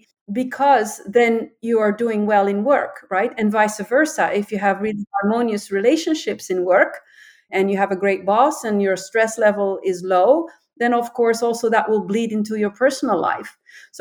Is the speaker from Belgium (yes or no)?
yes; Antwerp, Flanders, Belgium; I was born in Antwerp.